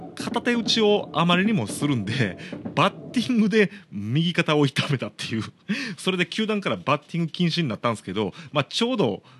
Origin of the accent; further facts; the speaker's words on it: Shiga, Japan; 僕の地元滋賀